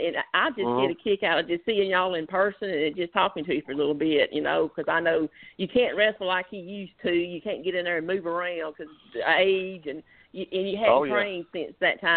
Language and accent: English; Troy, Alabama, United States; I'm from Troy. I live in Troy